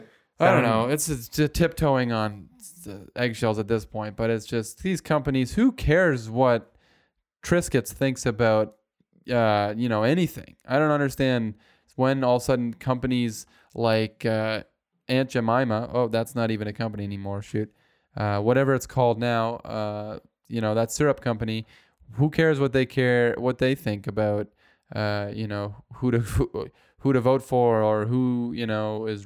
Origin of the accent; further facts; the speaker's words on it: Buffalo, New York, United States; you know, we're from Buffalo, so we like to be cold in the snow.